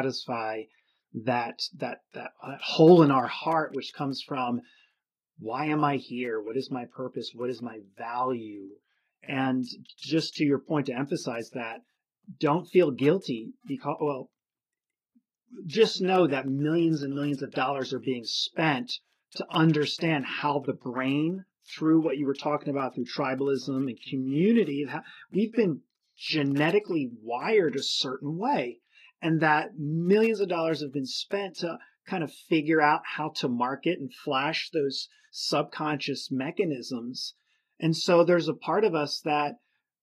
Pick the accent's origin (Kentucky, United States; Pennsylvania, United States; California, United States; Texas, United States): Pennsylvania, United States; Philadelphia; I come from Philadelphia area